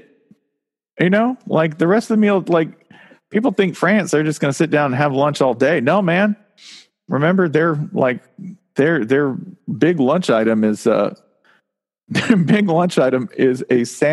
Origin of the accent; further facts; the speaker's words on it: the South, United States; moved away; I'm from the South